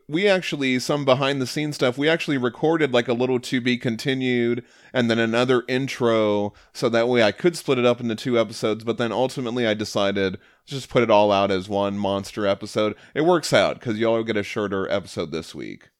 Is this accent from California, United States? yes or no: no; Connecticut, United States; now in Maryland, United States; I grew up in Connecticut, just outside Fairfield